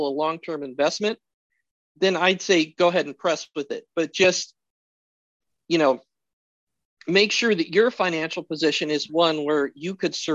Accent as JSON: {"language": "English", "region": "Alaska", "country": "United States", "said": "as an American, as an Alaskan"}